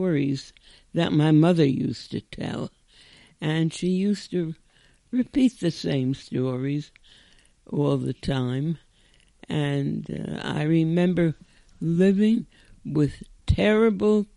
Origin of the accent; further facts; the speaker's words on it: Bialystok, Podlaskie Voivodeship, Poland; now in United States; I was born in Bialystok, Poland